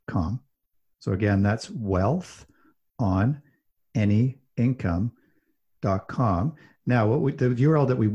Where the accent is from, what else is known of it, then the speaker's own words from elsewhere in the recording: Calgary, Alberta, Canada; I grew up in Calgary, Alberta, which is kind of like Texas of Canada.